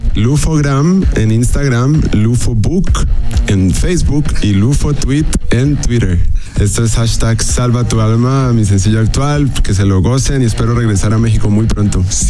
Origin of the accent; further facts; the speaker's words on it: Cali, Valle del Cauca, Colombia; also born or lived in Michigan, United States / Germany; Yo soy un artista caleño de la ciudad de Cali, Colombia, la capital de la salsa